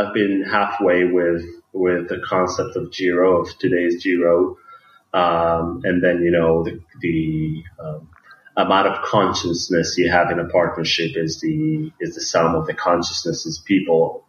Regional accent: Tel Aviv, Tel Aviv District, Israel; I'm coming from Tel Aviv

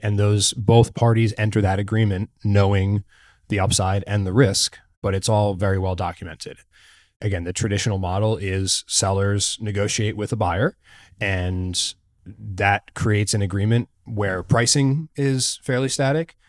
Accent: New Jersey, United States; now in Bentonville, United States; growing up in New Jersey

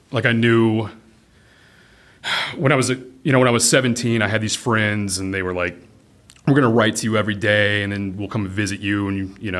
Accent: Fort Worth, Texas, United States; also born or lived in California / New York; I was born in California, and then we got to Texas pretty early. My dad was a defense contractor on the B-1 and B-2 projects. So we were back and forth California and Fort Worth, and then New York came into play at an early age

